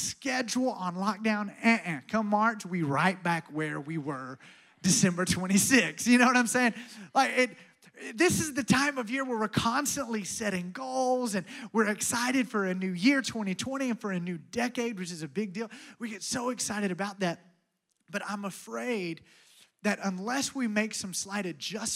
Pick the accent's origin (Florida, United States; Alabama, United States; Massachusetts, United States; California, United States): Alabama, United States; I'm from Alabama.